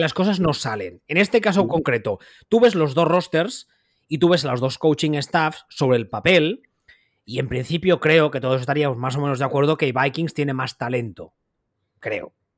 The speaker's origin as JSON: {"language": "Spanish", "region": "Catalonia", "country": "Spain", "said": "aquí siendo catalán y viviendo aquí, toda la vida lo he oído"}